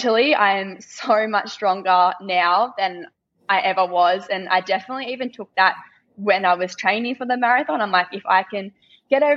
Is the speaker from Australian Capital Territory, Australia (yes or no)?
no; Warragul, Victoria, Australia; where I used to live, in my hometown